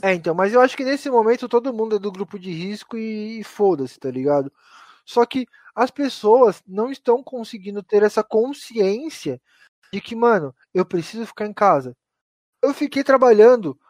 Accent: Mauá, São Paulo, Brazil; Aqui a gente é de Mauá

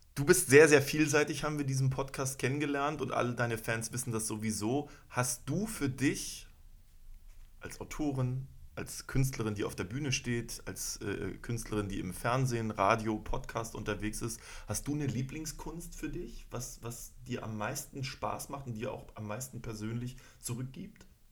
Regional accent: Schwerin, Mecklenburg-Vorpommern, Germany; now in Berlin, Germany; ich komme aus Schwerin

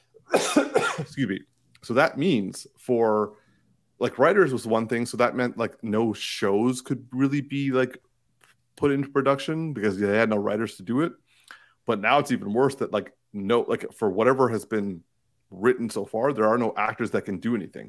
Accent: Markham, Ontario, Canada; I'm from Markham

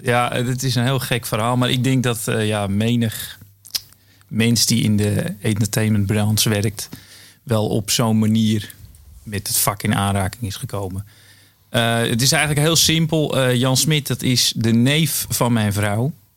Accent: Edam, North Holland, Netherlands; oorspronkelijk kom ik uit Edam.

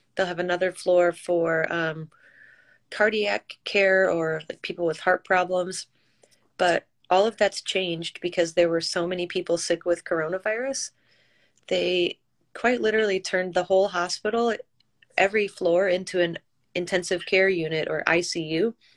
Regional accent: Michigan, United States; also born or lived in New York City; I'm originally from Michigan

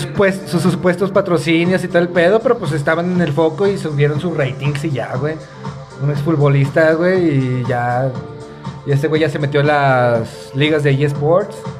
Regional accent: Mexico; Como mexicanos, como sociedad

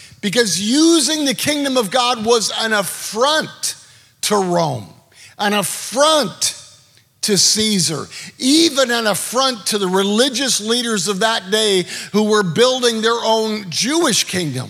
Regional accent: Canada; now in United States; I'm a Canadian

